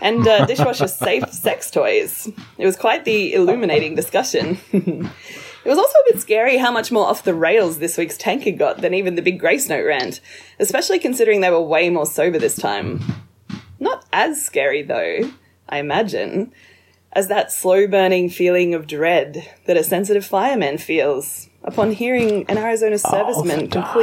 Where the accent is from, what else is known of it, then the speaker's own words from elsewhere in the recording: Australia; accent: Australian; my mother tongue.